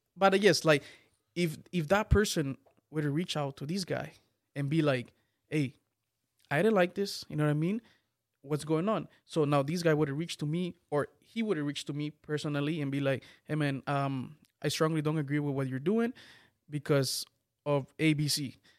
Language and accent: English; Guatemala; I'm from Guatemala.